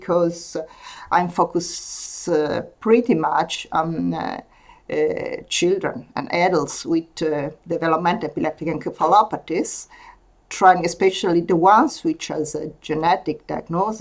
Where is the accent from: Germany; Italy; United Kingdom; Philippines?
Italy; English is a second language; moved away as an adult; now in Denmark; I'm from Italy as well.